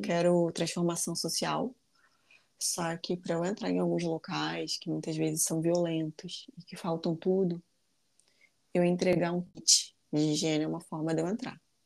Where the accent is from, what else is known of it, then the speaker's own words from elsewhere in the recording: Rio de Janeiro, Brazil; Sou carioca